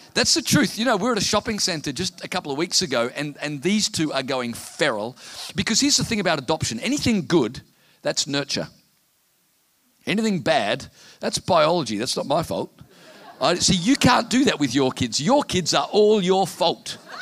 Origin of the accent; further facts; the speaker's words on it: Townsville, Queensland, Australia; I'm from Townsville in North Queensland, where we have 300 days of sunshine a year